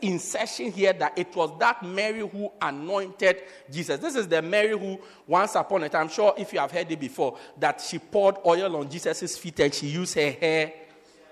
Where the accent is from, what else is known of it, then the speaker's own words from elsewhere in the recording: Eastern Cape, South Africa; I'm also from the Eastern Cape